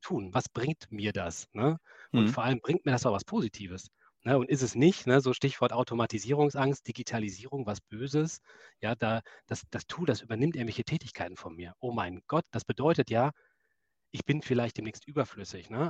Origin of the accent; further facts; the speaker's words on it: Essen, North Rhine-Westphalia, Germany; ich bin Kind des Ruhrgebiets, ich komme aus Essen